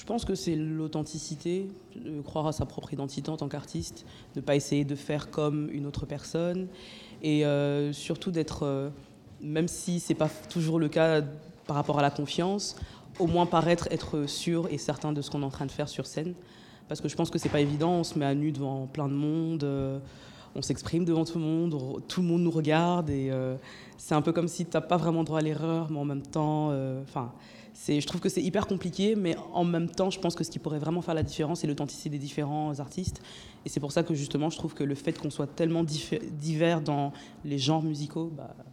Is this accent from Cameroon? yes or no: yes; Cameroon; la musique de chez moi. je suis camerounaise de nationalité, donc on écoute beaucoup de Makossa